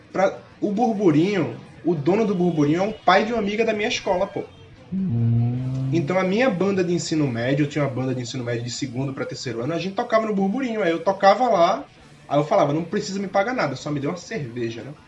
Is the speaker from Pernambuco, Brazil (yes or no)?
yes; Recife, Pernambuco, Brazil; moved away as an adult; also born or lived in Piedade, Jaboatão dos Guararapes; eu sou recifense, velho. Que eu nasci em Recife. Agora eu moro em Piedade, mas desde pirralho